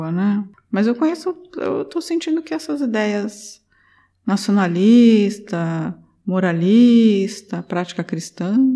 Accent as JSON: {"language": "Portuguese", "region": "Paraná", "country": "Brazil", "said": "Eu não posso falar nada, que eu sou do Paraná."}